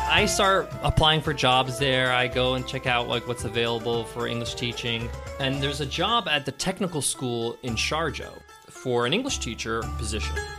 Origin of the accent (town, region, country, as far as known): Long Island, New York, United States; born or raised there